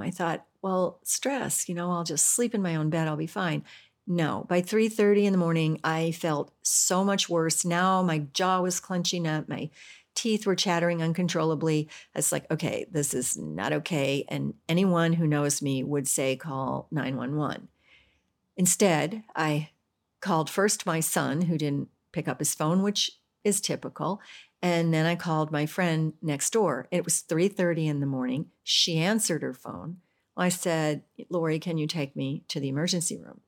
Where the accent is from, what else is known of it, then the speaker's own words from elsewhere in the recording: United States; I'm American